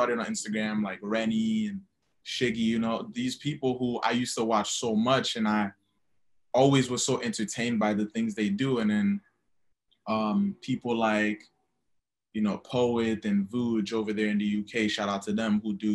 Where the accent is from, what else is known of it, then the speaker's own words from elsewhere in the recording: Haiti; now in New York City, United States; I'm originally from Haiti. And now I live in New York City.